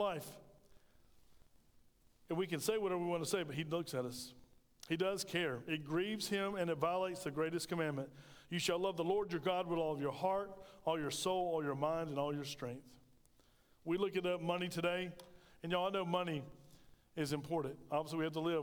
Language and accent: English; United States; we as Americans